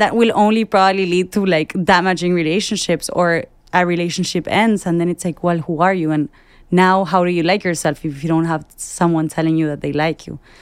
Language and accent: English; Argentina; I work in advertising, I'm from Argentina